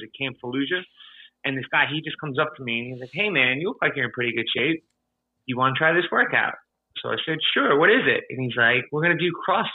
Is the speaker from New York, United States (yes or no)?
yes; Babylon, New York, United States; I am originally from Babylon, New York in Long Island.